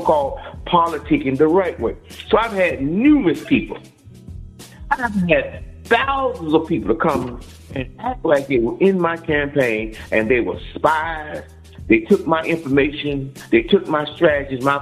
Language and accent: English; United States; I was born in the United States of America